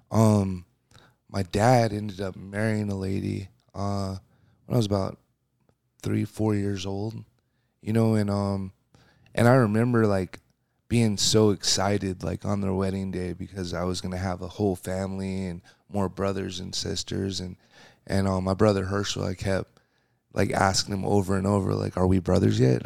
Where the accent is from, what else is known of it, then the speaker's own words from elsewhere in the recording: Seattle, Washington, United States; coming in the world, you know, in Seattle, it's a rainy place